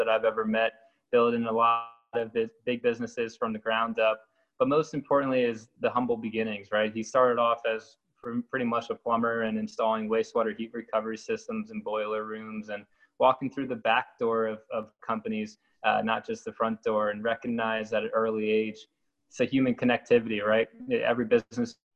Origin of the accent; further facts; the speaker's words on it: New Jersey, United States; I grew up in New Jersey, kind of in the horse country world of New Jersey